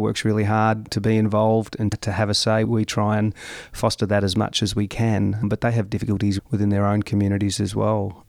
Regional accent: Gol Gol, New South Wales, Australia; moved away as an adult; now in Mildura, Australia; I was born and bred in Golgol, Italian father, Anglo mum

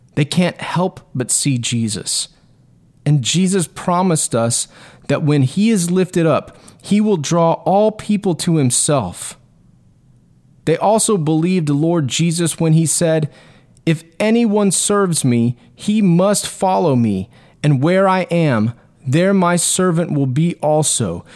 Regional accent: Texas, United States; my rights as a Texan

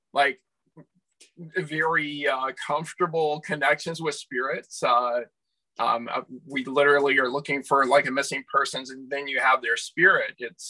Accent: South Carolina, United States; moved away as an adult; now in Canada; I grew up in the Bible Belt in South Carolina

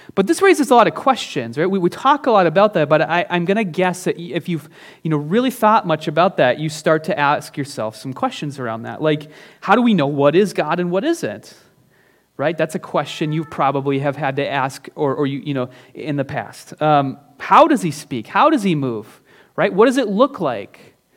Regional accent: Northern Minnesota, United States; now in Minneapolis-Saint Paul, United States; I'm from Northern Minnesota

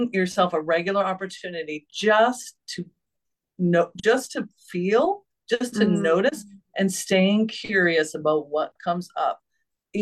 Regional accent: New England, United States; I was raised in New England

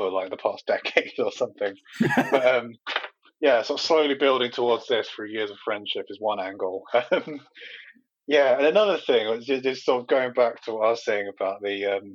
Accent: Medway, South East England, United Kingdom; born or raised there

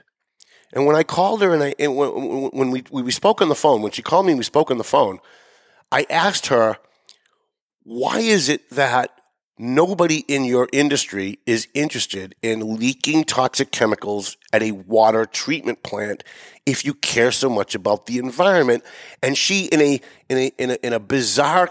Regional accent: North Andover, Massachusetts, United States; North Andover, my hometown

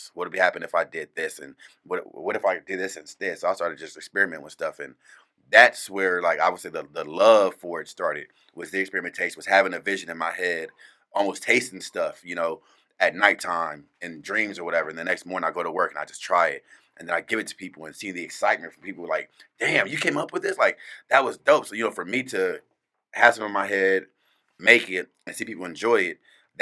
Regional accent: California, United States; now in Phoenix, United States; growing up in California, it's so diverse out there

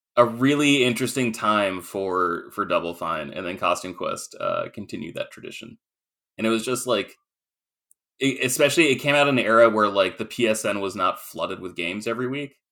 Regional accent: Maine, United States; I grew up in Maine

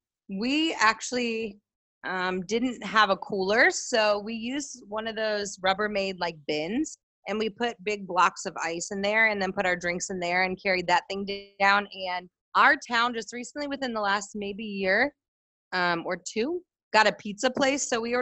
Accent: Richmond, Virginia, United States; moved away as an adult; also born or lived in Hershey, Pennsylvania; now in Haiti; I was born in Hershey, Pennsylvania, and then moved to Richmond, Virginia. So I basically say that I'm from Richmond, Virginia, because I was raised there since I was a tiny little girl.

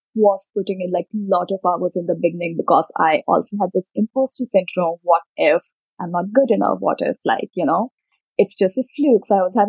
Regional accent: Uttar Pradesh, India; Dad had a government job, doctor at the government in a government job, so we moved across a few different places in Uttar Pradesh, Saharanpur, Rampur. Right now, my parents live in a small city called Banda.

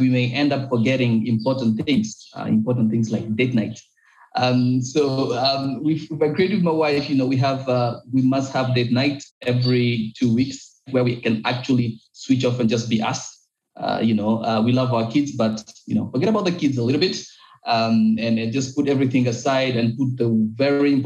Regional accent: Goma, North Kivu, DR Congo; in my country, in Goma

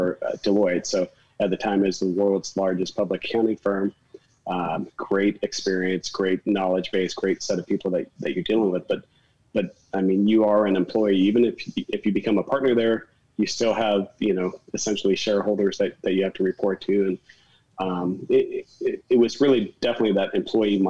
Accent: Phoenix, Arizona, United States; I grew up in Phoenix and it's really hot in the summertime

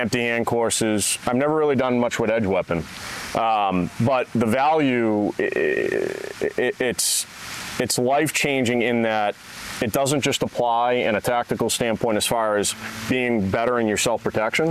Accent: New Hampshire, United States; I'm from New Hampshire

